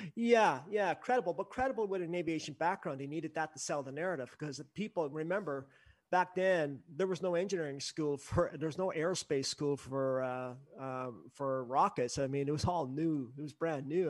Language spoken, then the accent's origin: English; Canada; I'm up here, I'm a Canadian